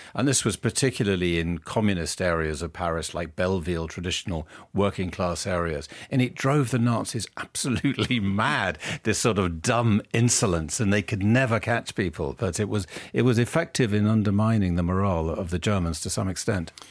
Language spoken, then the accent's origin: English; United Kingdom; being British, and I am a very patriotic Brit